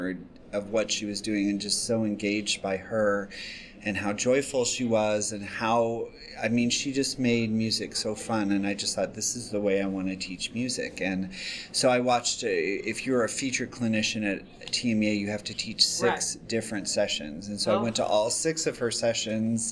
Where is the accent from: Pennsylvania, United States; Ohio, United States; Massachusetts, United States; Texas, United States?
Texas, United States; moved away as an adult; now in Indiana, United States; I grew up in Texas